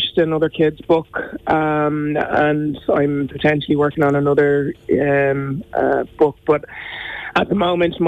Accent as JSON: {"language": "English", "country": "Ireland", "tie": "born or raised there", "said": "I have the same Irish that any Irish person has that's gone through primary and secondary school here"}